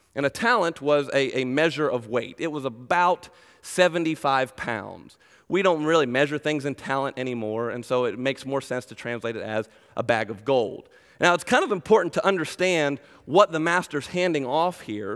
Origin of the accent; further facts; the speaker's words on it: Glen Burnie, Maryland, United States; now in Macedonia, Ohio, United States; originally I was born and raised in Glen Burnie, Maryland, just south of Baltimore, so I'm a Maryland boy